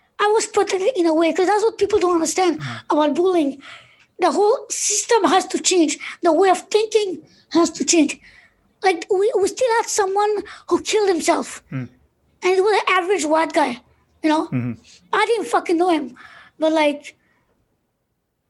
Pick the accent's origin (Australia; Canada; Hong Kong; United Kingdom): Canada; I have one younger sibling, and me and him were born here in Canada